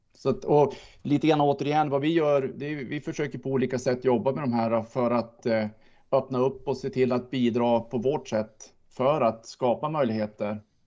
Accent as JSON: {"language": "Swedish", "country": "Sweden", "said": "jag är svensk"}